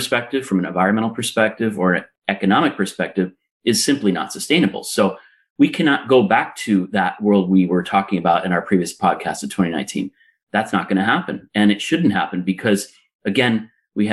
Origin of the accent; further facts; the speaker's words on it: Los Angeles, California, United States; moved away as an adult; now in Lisbon, Portugal; I'm a native of Los Angeles, California